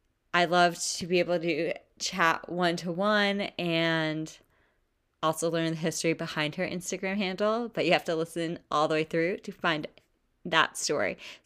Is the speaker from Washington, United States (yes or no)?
no; Bergen County, New Jersey, United States; I'm from New Jersey.